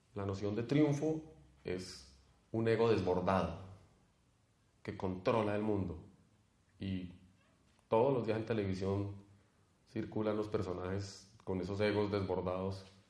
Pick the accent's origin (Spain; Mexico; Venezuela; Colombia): Colombia; como colombianos